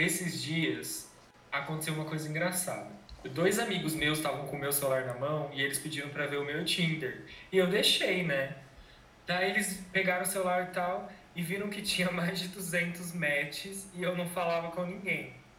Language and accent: Portuguese; Campinas, São Paulo, Brazil; Eu sou de Campinas